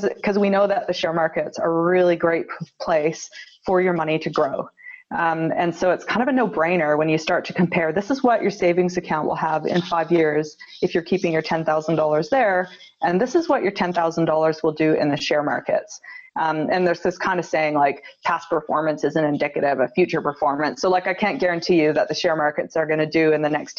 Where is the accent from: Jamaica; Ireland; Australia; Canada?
Canada; moved away as an adult; now in Wellington, New Zealand; I was raised in Canada, and then I brought my husband and two little babies back to New Zealand. About 10 years ago